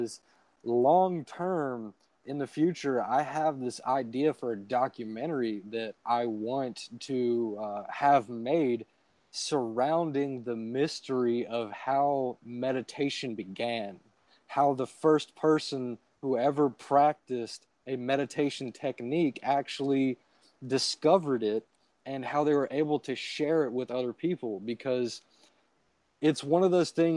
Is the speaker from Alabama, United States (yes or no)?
yes; Alabama, United States; I'm from Alabama. It's the Gulf Coast, so I live very close to the beach.